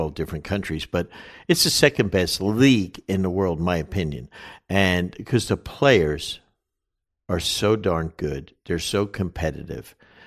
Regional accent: New Jersey, United States; I'm a guy from the Northeast, from Jersey

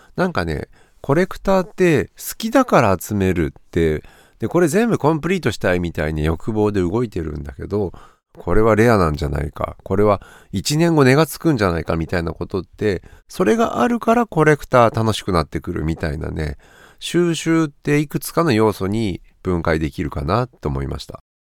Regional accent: Kanazawa, Ishikawa, Japan; 僕金沢出身なので

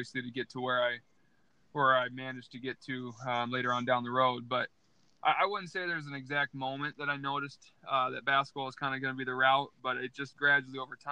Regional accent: Iowa, United States; growing up in Iowa, especially in a small town

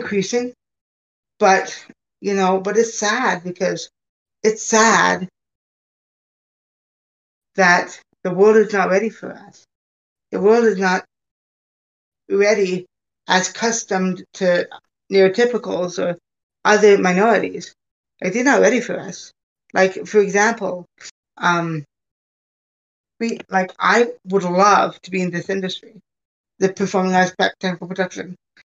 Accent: Hamilton, Ontario, Canada; now in United States; I was born in Canada. Born at McMaster Hospital

